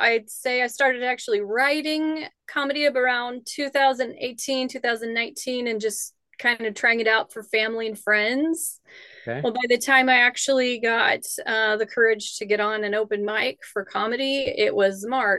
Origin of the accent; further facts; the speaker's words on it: Kansas, United States; I'm from Kansas, but we are right there on the line.